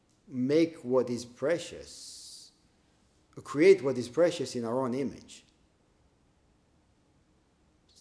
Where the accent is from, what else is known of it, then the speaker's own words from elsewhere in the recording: Israel; growing up in Israel